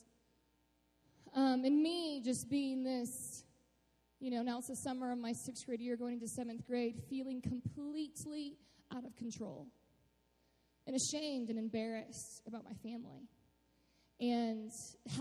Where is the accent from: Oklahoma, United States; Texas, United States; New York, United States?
Texas, United States; Austin; also born or lived in Cleburne, Texas; I grew up in Austin, Texas, which is it's a pretty sweet city.